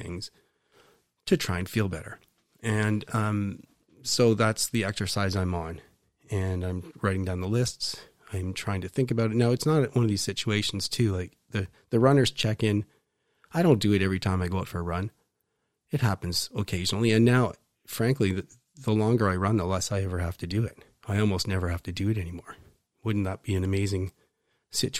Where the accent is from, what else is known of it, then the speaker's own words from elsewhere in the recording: Waterloo, Ontario, Canada; I grew up in Waterloo